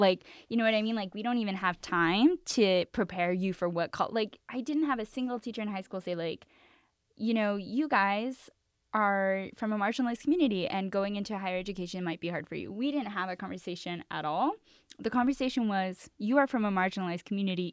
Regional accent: Los Angeles, California, United States; also born or lived in New York; I grew up in East Los Angeles, the real is three two three

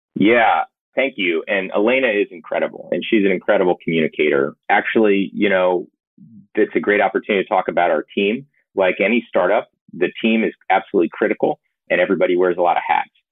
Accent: Georgia, United States; I grew up in Georgia.

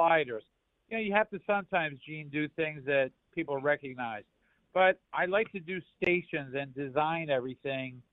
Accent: Philadelphia, Pennsylvania, United States; my mother cooked for our family where I grew up in North Philadelphia

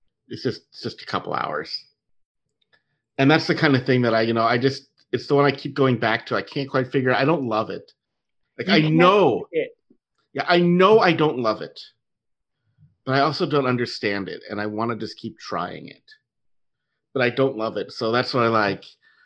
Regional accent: New York, United States; moved away; And I grew up in New York.

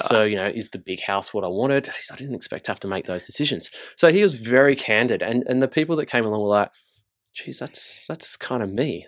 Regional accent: Engadine, New South Wales, Australia; also born or lived in Gold Coast; I grew up south. I grew up in, uh, in Engadine in the Shire.

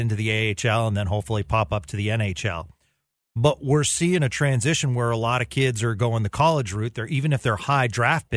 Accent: Boston, Massachusetts, United States; I'm from the Boston area, grew up there

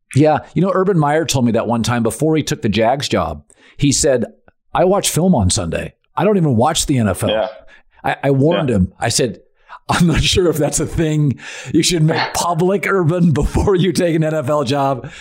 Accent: Seattle, Washington, United States; I'm from Seattle

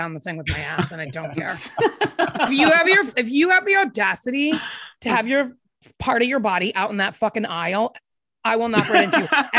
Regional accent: Rhode Island, United States; moved away as an adult; also born or lived in Chicago; now in Nashville, United States; I grew up in Rhode Island and I lived there until I was 22. And then I moved to Chicago and I lived there for 10 years.

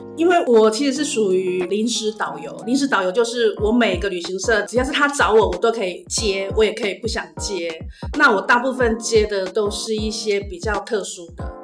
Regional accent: Taiwan; 我们台湾人

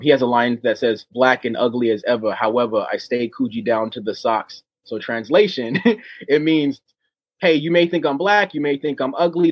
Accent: Oceanside, California, United States; moved away as an adult; I grew up in Oceanside, California with all these different races

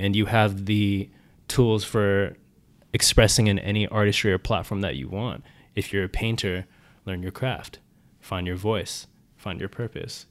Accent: San Diego, California, United States; now in Los Angeles, United States; I'm from San Diego, California

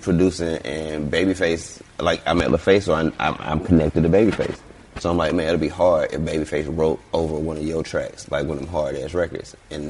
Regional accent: Atlanta, Georgia, United States; Okay, yeah. I'm from Vine.

